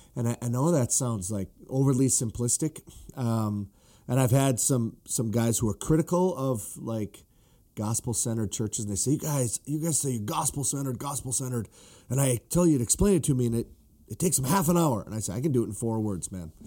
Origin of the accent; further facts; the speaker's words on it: northern Minnesota, United States; I grew up, you know, in northern Minnesota